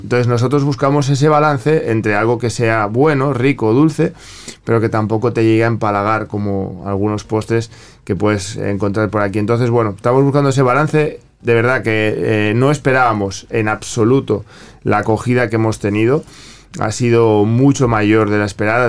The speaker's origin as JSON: {"language": "Spanish", "country": "Spain", "moved": "yes", "said": "yo vengo de, España, vengo de Europa"}